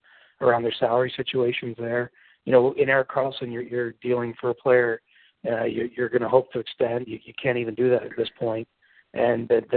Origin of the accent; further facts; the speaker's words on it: Canada; being a Canadian